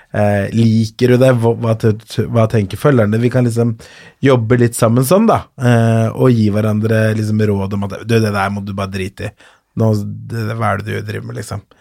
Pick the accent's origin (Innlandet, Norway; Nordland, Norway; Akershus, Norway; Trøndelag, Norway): Akershus, Norway; Kolbotn; also born or lived in Colombia / Ås / Frogner, Oslo; er fra Kolbotn, eller der bodde jeg først, og så flytta jeg videre til Ås, og så flytta jeg videre til Frogner i Oslo